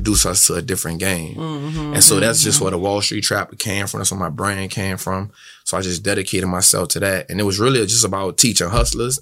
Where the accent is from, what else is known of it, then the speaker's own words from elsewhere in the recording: New Orleans, Louisiana, United States; growing up in New Orleans.